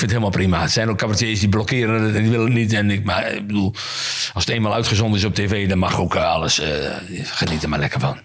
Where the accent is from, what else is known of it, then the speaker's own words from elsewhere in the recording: Veendam, Groningen, Netherlands; now in Groningen, Netherlands; ik heb daar een hele mooie jeugd gehad in, in een klein dorpje